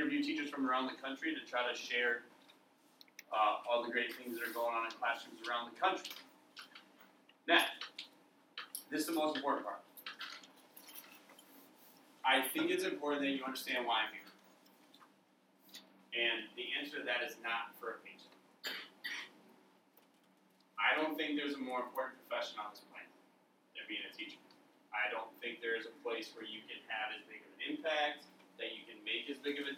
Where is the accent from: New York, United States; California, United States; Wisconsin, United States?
Wisconsin, United States; Cumberland; moved away as an adult; also born or lived in Winona, Minnesota / Houston, Texas; I grew up in Cumberland, Wisconsin, which is about 2 hours from here